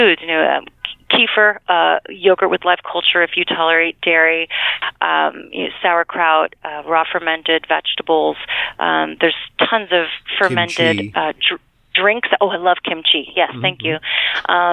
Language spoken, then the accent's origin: English; United States; also born or lived in New York; I am from Connecticut, New York